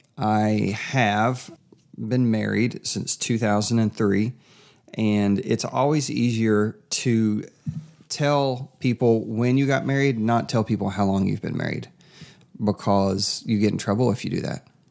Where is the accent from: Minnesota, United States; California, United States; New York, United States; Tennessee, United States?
Tennessee, United States; Kingsport; also born or lived in Fredericksburg, Virginia; now in Murfreesboro, United States; I am from East Tennessee, so right now we're in the great Middle Tennessee area